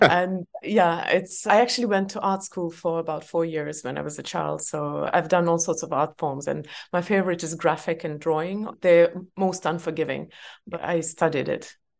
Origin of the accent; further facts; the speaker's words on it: Estonia; English is a second language; I was born in Soviet Union and it was full-on Soviet Union before perestroika, uh, I was growing up.